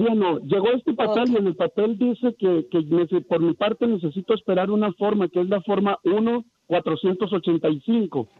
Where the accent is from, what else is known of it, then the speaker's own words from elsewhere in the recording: Mazatlán, Sinaloa, Mexico; now in United States; yo soy mexicano, soy de Sinaloa, de, de, Mazatlán.